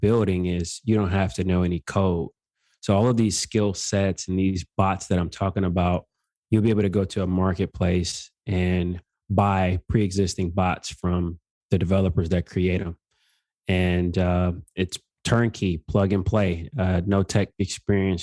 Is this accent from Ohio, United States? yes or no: no; Detroit, Michigan, United States; born or raised there; moved away as an adult; also born or lived in Georgia